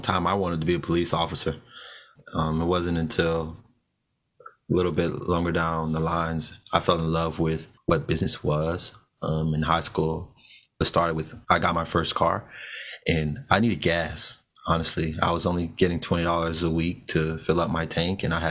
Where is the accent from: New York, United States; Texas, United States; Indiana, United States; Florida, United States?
Florida, United States; Orlando; I was born and raised in Orlando, Florida